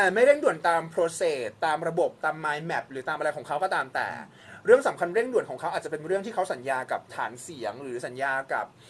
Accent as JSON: {"language": "Thai", "region": "Bangkok", "country": "Thailand", "tie": "born or raised there"}